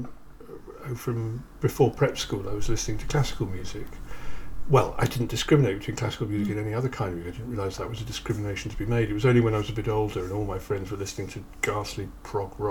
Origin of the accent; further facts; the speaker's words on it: Kettering, East Midlands, United Kingdom; I grew up in Kettering